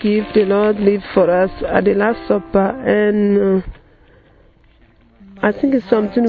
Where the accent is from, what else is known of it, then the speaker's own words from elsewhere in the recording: Ghana; I'm from Ghana.